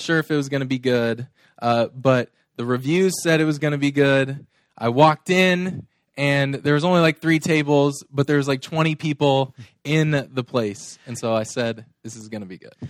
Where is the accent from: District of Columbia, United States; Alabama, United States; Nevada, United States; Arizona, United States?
Arizona, United States; we are mostly from Arizona. I feel like my ties are all here now.